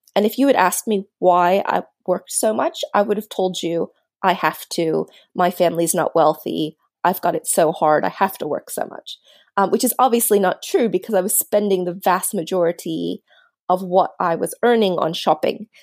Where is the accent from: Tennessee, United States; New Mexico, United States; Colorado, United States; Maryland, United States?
Maryland, United States; suburban; now in Australia; I grew up in suburban Maryland